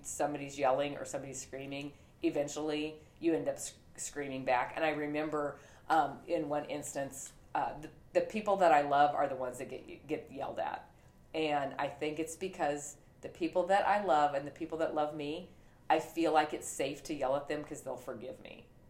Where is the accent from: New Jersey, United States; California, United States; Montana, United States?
Montana, United States; I was raised in Montana